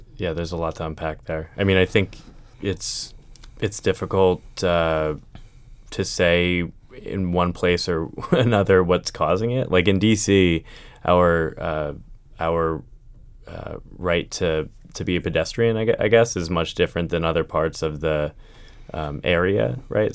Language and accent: English; Pennsylvania, United States; moved away as an adult; now in Arlington, United States; I grew up in Pennsylvania